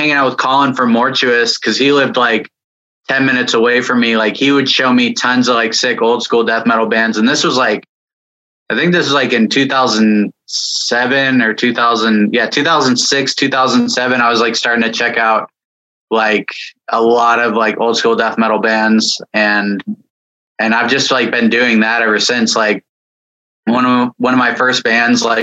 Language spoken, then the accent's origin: English; San Jose, California, United States; I'm from San Jose, California